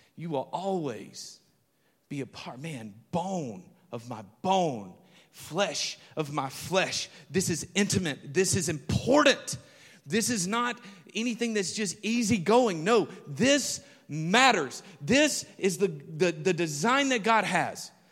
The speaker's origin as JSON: {"language": "English", "region": "Alabama", "country": "United States", "tie": "born or raised there", "moved": "yes", "said": "I remember driving back to my hometown, and I'm crossing over this bridge. If you've ever been up Highway forty-three and you're driving, if you know where Jackson, Alabama is"}